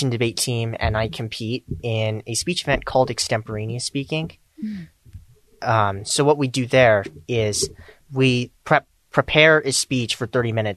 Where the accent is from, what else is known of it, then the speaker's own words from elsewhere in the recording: Salt Lake City, Utah, United States; I was born and raised here in Salt Lake City. I've lived here my whole life.